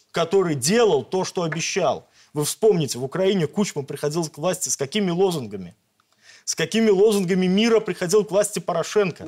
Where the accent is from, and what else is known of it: Belarus